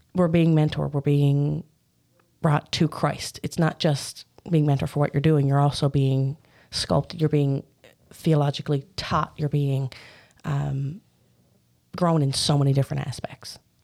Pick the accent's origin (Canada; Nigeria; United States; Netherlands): Canada; Newfoundland and Labrador; I grew up in Birch Bay, Newfoundland.